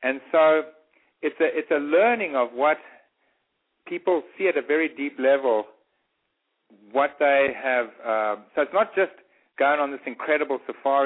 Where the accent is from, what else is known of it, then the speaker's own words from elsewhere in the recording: Eswatini; moved away; the area I grew up in, which is I grew up in Swaziland